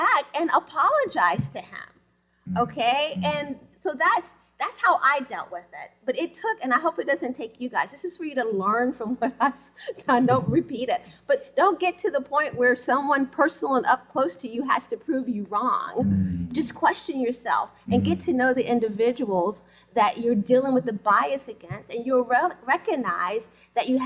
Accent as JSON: {"language": "English", "region": "North Carolina", "country": "United States", "tie": "born or raised there", "said": "I grew up in North Carolina"}